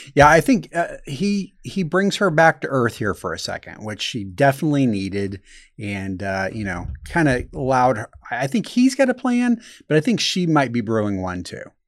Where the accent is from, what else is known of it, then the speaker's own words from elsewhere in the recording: Indianapolis, Indiana, United States; I'm from Indiana, obviously. And I'm from Indianapolis, so it was a relatively big city